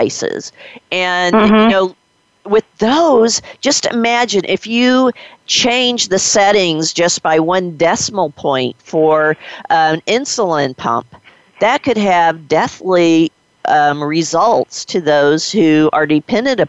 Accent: Missouri, United States; I was born and raised in Missouri

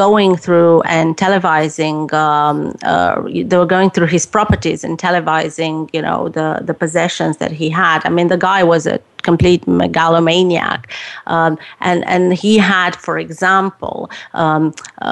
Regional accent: Romania; moved away as an adult; growing up in Romania

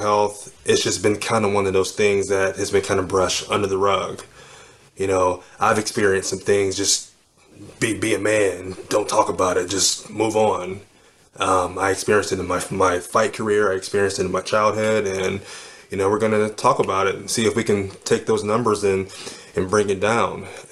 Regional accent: Cleveland, Ohio, United States; I was born in Cleveland, Ohio

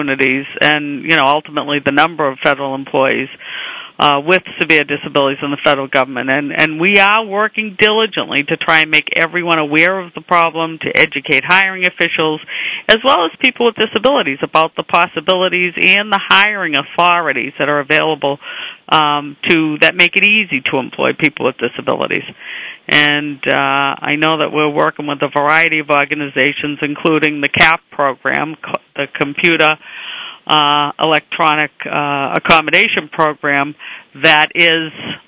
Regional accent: Boston, Massachusetts, United States; accent: Boston; my Boston accent

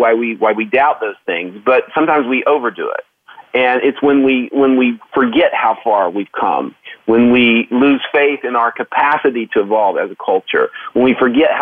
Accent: Oklahoma, United States; I grew up in Oklahoma

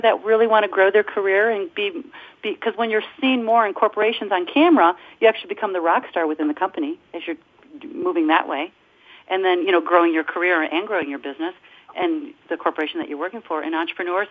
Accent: Detroit, Michigan, United States; I'm from Detroit

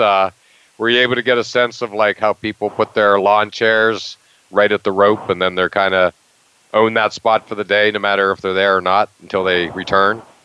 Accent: Western Pennsylvania, United States; moved away; the Pittsburgh Pirates, the team I grew up with in Western Pennsylvania

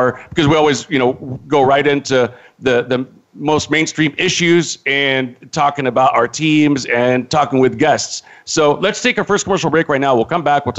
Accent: Modesto, California, United States; I grew up in Northern California in the Central Valley in Modesto.

